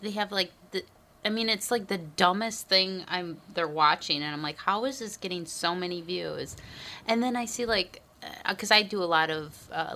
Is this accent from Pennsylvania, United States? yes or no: no; Minnesota, United States; I'm a Minnesotan.